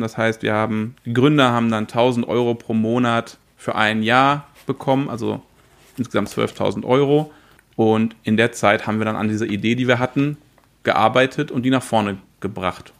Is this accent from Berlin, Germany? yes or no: no; Paderborn, North Rhine-Westphalia, Germany; ich komme aus Paderborn oder in der Nähe von Paderborn